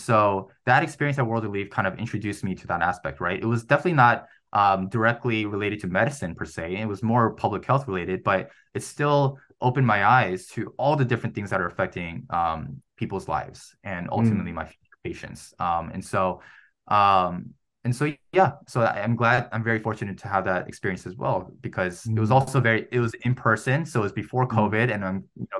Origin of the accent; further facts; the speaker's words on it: Chicago, Illinois, United States; moved away as an adult; now in New York, United States; my hometown of Chicago